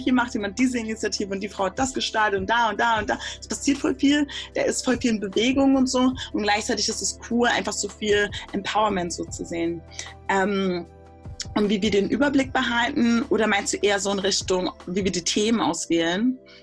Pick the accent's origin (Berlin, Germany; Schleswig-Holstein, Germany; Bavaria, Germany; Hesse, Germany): Berlin, Germany; Also ich bin in Berlin geboren und aufgewachsen